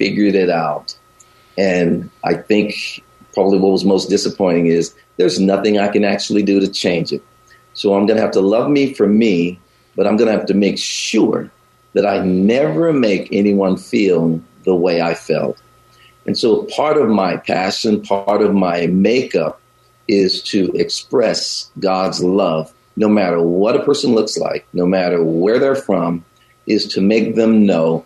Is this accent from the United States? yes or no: yes; the South, United States; also born or lived in Chicago, United States; now in Bay Area, United States; I grew up in the South